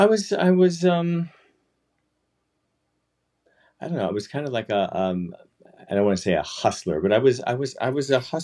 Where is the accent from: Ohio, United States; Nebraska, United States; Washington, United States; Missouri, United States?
Missouri, United States; St. Louis; moved away; I grew up in St. Louis, Missouri, a suburb called Crevecoeur, broken heart